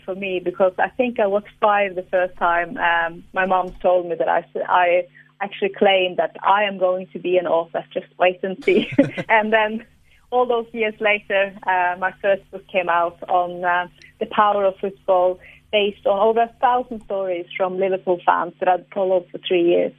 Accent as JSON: {"language": "English", "town": "Tromsø", "region": "Northern Norway", "country": "Norway", "said": "I am from the Arctic, from the very, very top of Norway, the city of the Northern Lights"}